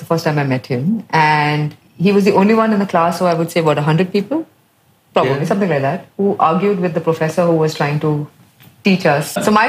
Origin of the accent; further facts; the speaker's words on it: Mumbai, Maharashtra, India; now in Singapore; I grew up in Bandra in Bombay.